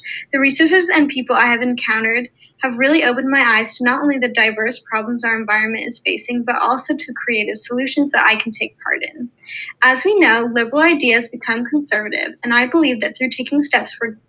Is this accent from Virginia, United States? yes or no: yes; Arlington, Virginia, United States; I'm from Arlington, Virginia, and a senior in high school.